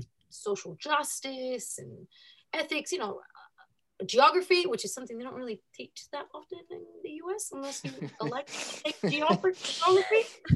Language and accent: English; Los Angeles, California, United States; first language Spanish; English is a second language; moved away as an adult; also born or lived in Argentina (family); now in Mount Helena, Australia; So it was growing up in Los Angeles, but it was mini Buenos Aires